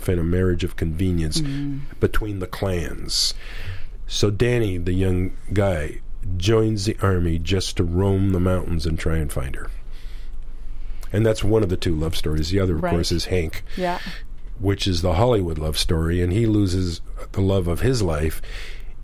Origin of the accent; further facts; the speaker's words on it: Canada; I'm a Canadian